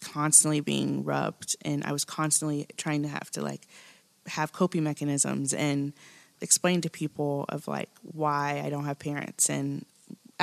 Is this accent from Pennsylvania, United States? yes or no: no; Kansas, United States; now in Nashville, United States; I grew up in Kansas.